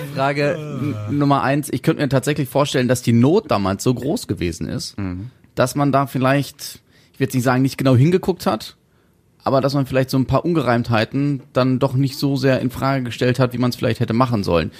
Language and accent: German; Germany; bei uns in Deutschland